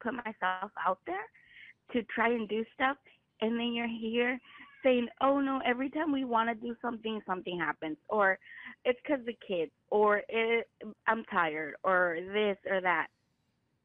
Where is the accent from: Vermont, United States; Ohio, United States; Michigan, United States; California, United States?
California, United States; I was raised here in California